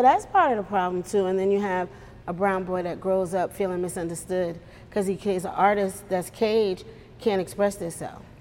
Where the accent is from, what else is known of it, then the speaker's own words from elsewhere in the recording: New York, United States; moved away; I'm from New York